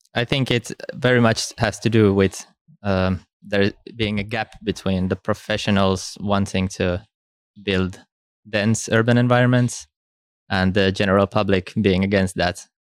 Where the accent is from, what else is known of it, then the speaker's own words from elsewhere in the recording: Helsinki, Uusimaa, Finland; also born or lived in Stockholm, Sweden; I'm originally from Helsinki in Finland